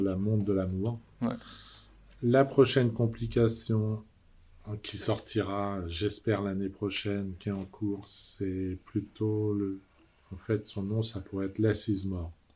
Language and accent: French; Brittany, France; moved away as an adult; also born or lived in Vallée de Joux, Switzerland / Geneva, Switzerland; je suis rentré en Bretagne, retrouvé le sable et la mer et les copains.